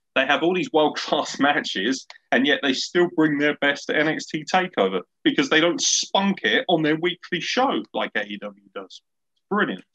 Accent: United Kingdom; particularly being British

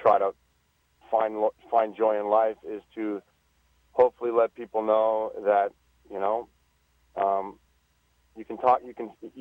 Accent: Southern California, United States; I'm from Southern California

